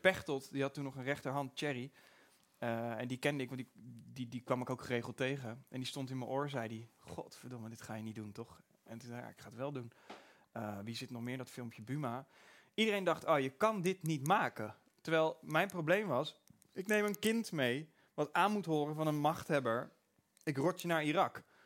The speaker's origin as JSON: {"language": "Dutch", "town": "Pijnakker", "region": "South Holland", "country": "Netherlands", "said": "ik kom uit Pijnakker."}